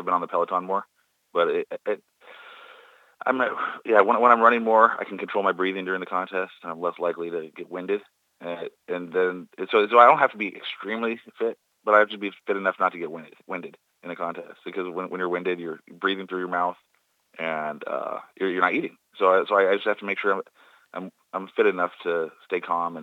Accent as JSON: {"language": "English", "town": "San Jose", "region": "California", "country": "United States", "tie": "born or raised there", "said": "I grew up in San Jose."}